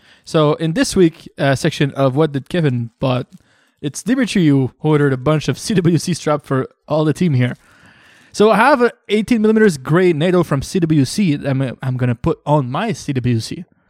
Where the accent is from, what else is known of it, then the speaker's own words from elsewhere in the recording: Canada; Yeah, but as a Canadian.